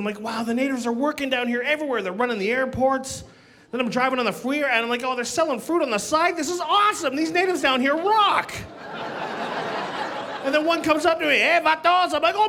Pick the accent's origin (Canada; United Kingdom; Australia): Canada; I'm from Canada. I flew down. This is my first time in LA.